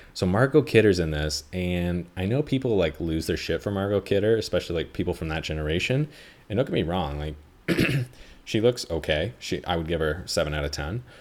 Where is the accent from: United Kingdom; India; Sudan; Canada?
Canada; being a Canadian is like being a Jew